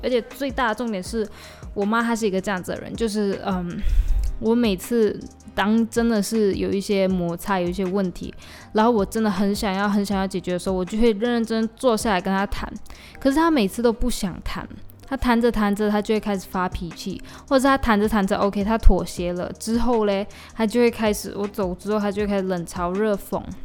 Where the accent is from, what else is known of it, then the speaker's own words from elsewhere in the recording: Malaysia; accent: Malaysian; 我的马来西亚腔出来